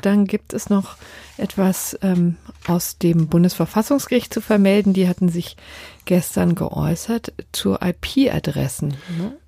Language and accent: German; Berlin, Germany; meiner Heimatstadt Berlin